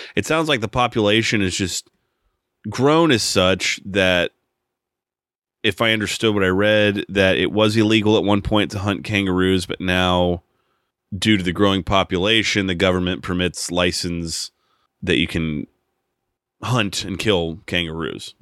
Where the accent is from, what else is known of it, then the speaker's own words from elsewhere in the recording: United States; as an American and just being growing up here